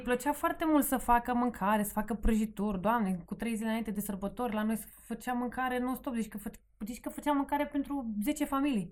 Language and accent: Romanian; Sighetu Marmației, Maramureș County, Romania; born or raised there; moved away as an adult; now in Bucharest, Romania